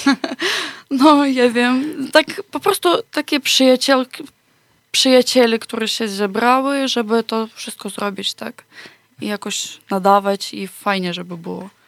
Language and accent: Polish; Ukraine; Polish is a second language; moved away as an adult; now in Poland; u nas na Ukrainie